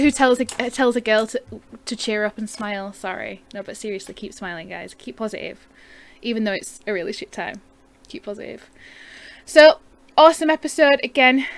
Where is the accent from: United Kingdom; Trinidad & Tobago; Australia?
United Kingdom; I'm a Brit